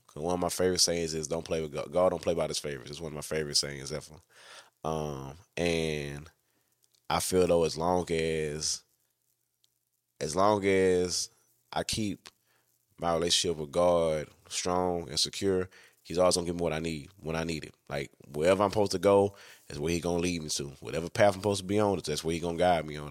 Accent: Louisiana, United States; I'm from Louisiana

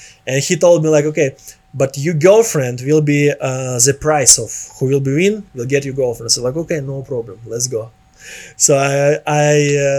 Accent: Nizhny Novgorod, Nizhny Novgorod Oblast, Russia; English is a second language; moved away as an adult; also born or lived in Moscow / Miami; now in Los Angeles, United States; I live in like some cities called Nizhny Novgorod.

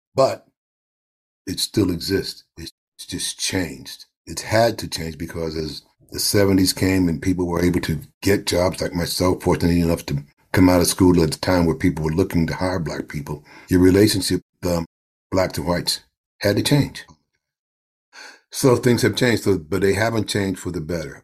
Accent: New York City, New York, United States; also born or lived in Harlem; we moved from Harlem to Brooklyn.

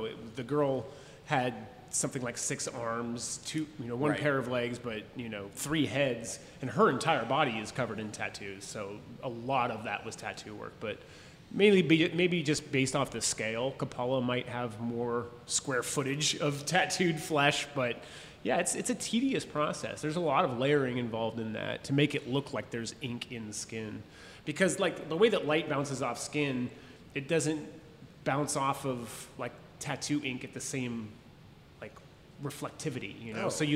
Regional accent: San Jose, California, United States; moved away; also born or lived in Austin, Texas; I'm from San Jose, California

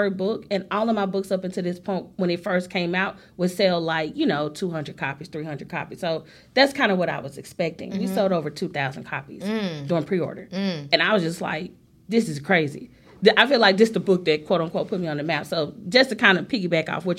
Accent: Memphis, Tennessee, United States; I'm from Memphis

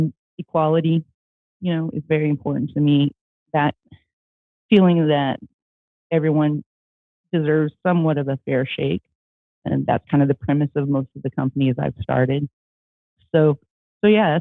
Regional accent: Midwest, United States; I grew up in the United States, in the Midwest

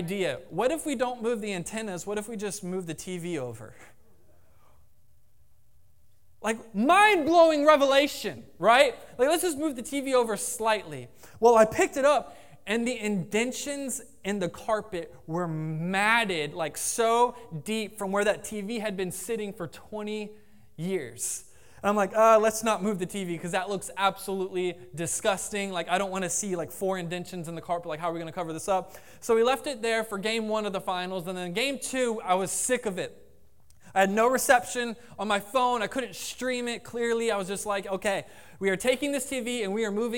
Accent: Jacksonville, Florida, United States; I grew up in Jacksonville

